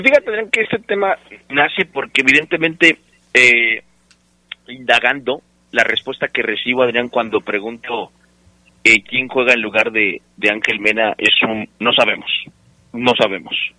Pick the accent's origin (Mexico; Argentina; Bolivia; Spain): Mexico; Mexico City; now in Minnesota, United States; Yo soy de la Ciudad de México, delegación Gustavo Amadero